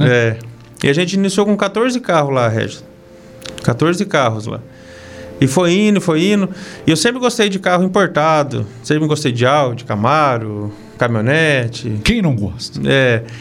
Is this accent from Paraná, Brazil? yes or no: yes; Nova Esperança, Paraná, Brazil; now in Castro, Brazil; da região de Maringá, Nova